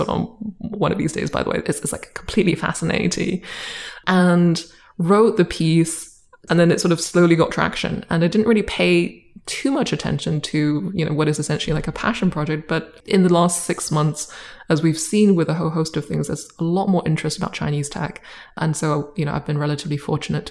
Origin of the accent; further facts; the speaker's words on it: United Kingdom; accent: British; also born or lived in Boston; now in China; I moved with my family to the UK when I was 8, and have sort of been there for the past few decades